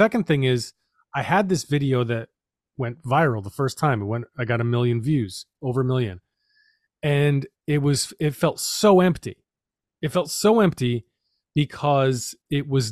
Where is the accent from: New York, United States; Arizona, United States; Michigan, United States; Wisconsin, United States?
New York, United States; New York City; I grew up in New York City